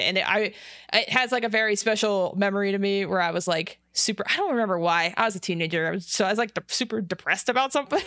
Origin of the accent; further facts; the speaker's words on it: Las Vegas, Nevada, United States; I'm from Las Vegas